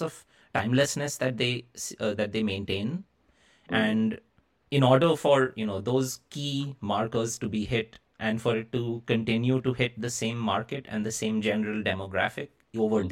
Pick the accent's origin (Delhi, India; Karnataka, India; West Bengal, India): West Bengal, India; Kolkata; my hometown of Calcutta in India